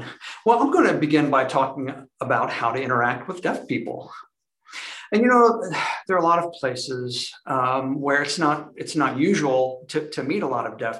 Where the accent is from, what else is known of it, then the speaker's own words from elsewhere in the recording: Minnesota, United States; now in Oxford, United States; I'm from Minnesota. I moved to Alabama about 6 years ago, and I live in Oxford as well.